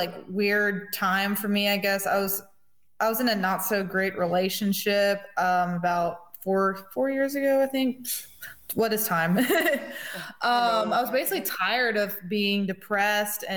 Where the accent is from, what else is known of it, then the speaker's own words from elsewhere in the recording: Greenwood, South Carolina, United States; moved away; I'm from Greenwood, South Carolina